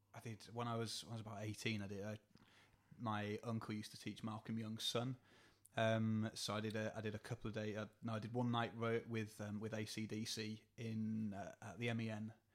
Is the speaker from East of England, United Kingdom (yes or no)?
yes; Borehamwood, East of England, United Kingdom; moved away; I'm originally from Hertfordshire